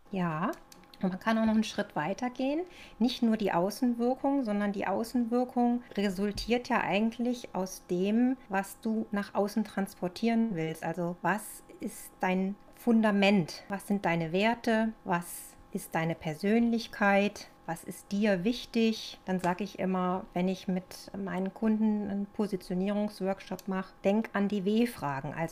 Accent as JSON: {"language": "German", "town": "Cologne", "region": "North Rhine-Westphalia", "country": "Germany", "also_born_or_lived": "Northern Germany", "moved": "as an adult", "lives_now": "Leonberg, Germany", "said": "wie man vielleicht ein bisschen hören kann, bin ich kein Urschwabe, sondern ich komme ursprünglich aus der Kölner Ecke. Ich bin über mein Grafikdesign-Studium nach Norddeutschland gekommen und mittlerweile bin ich schon seit 20 Jahren hier unten im Süden."}